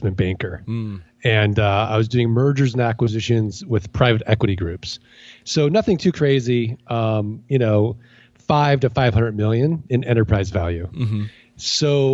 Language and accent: English; St. Louis, Missouri, United States